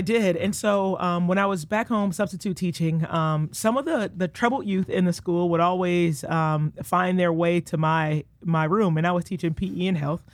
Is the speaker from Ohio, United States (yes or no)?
no; Detroit, Michigan, United States; moved away as an adult; now in Iowa City, United States; born and raised, uh, Detroit, Michigan